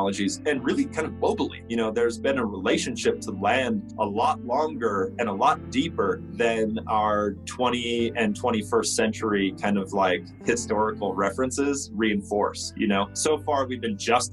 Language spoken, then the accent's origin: English; Northern Plains, United States; now in New Mexico, United States; I'm from the Northern Plains. I live here in New Mexico.